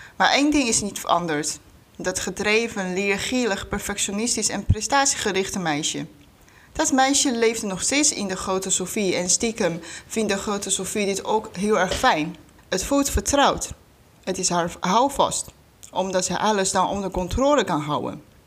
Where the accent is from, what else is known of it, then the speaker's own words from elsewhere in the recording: China; Dutch is a second language; moved away as an adult; now in Netherlands; oorspronkelijk kom ik uit China. Voor de studie ben ik naar Nederland gekomen. Inmiddels woon ik hier al bijna 13 jaar.